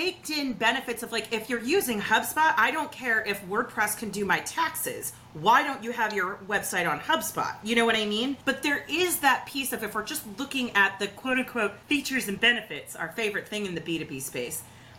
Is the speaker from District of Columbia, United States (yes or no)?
yes; Washington, District of Columbia, United States; we're in my hometown of DC